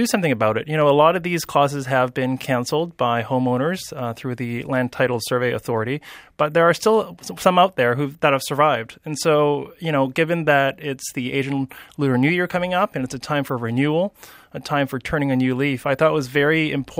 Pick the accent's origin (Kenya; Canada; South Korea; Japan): Canada; West Vancouver, British Columbia; I grew up in the British Properties, and I still live there.